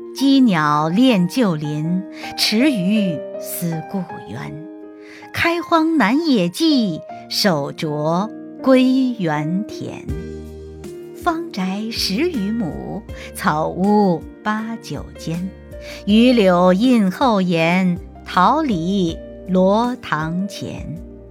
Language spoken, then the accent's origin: Chinese; China; 在我们中国人的骨子里